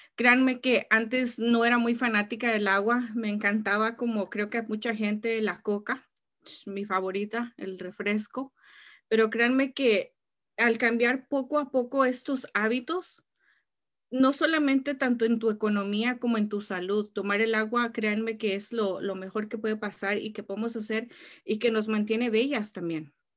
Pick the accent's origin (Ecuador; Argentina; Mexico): Mexico; now in California, United States; como buena mexicana